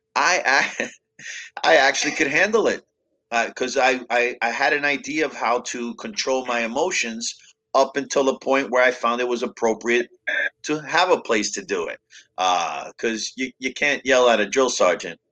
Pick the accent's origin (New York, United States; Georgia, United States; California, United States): New York, United States; New York City; I was growing up in Brooklyn and the Bronx, back and forth with my parents